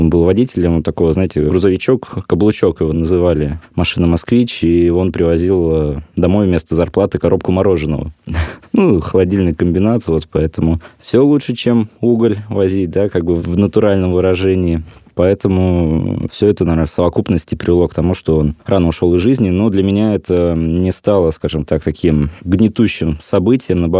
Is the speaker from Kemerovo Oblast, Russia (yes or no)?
yes; Kemerovo Oblast, Russia; Вот я сам из Кузбасса родом, работал на шахте